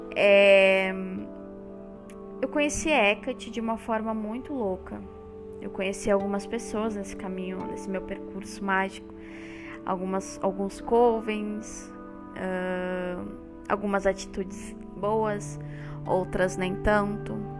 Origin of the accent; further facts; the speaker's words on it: Porto Alegre, Rio Grande do Sul, Brazil; Eu sou natural do Rio Grande do Sul, aqui no Brasil, Porto Alegre, capital